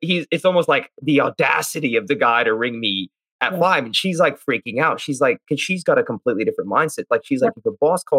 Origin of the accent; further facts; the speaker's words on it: United States; I'm Indian, grew up in the US